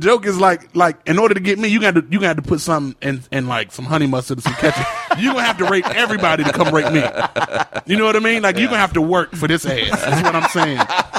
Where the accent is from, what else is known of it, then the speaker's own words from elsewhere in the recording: Virginia, United States; Keep in mind, I'm not from New York. I'm from Virginia, so I don't know the names of the streets.